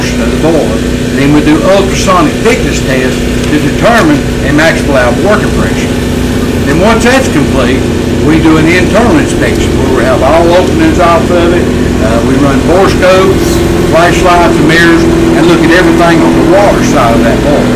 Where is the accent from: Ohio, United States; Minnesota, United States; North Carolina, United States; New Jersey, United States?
North Carolina, United States; Maggie Valley; moved away; I'm from Maggie Valley, which is in Haywood County originally